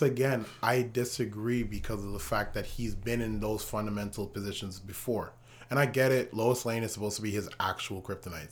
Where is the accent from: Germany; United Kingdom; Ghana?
Ghana; See, that's the beauty of being Ghanaian